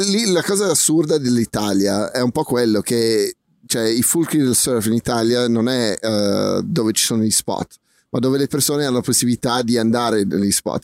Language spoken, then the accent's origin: Italian; South Africa; moved away; noi siamo cresciuti in Sudafrica